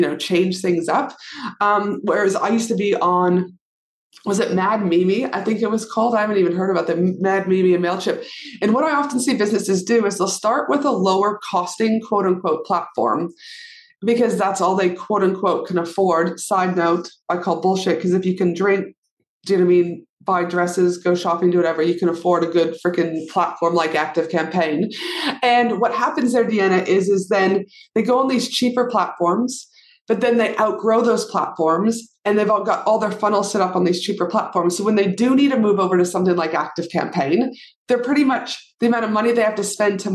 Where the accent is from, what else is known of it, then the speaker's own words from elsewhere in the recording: Albuquerque, New Mexico, United States; moved away; also born or lived in Canada; I grew up in, obviously I'm from Canada, but I did grow up down in Albuquerque, New Mexico